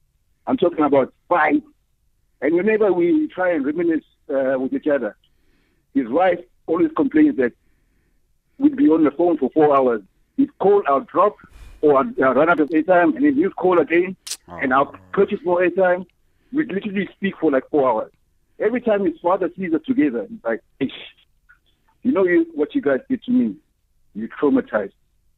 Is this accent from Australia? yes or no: no; South Africa; my friend, Smith Oyengwa, we grew up together in Marysburg, in Baletri. We were literally neighbors. And we like same age.